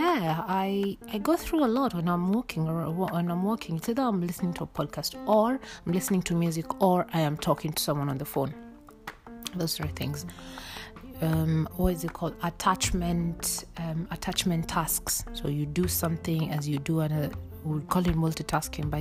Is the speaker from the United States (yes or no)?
no; Kenya; I born and bred in Kenya